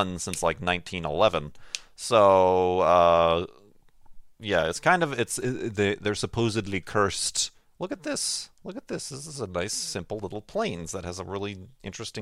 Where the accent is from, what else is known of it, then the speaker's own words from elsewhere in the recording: Chicago, Illinois, United States; as a Chicagoan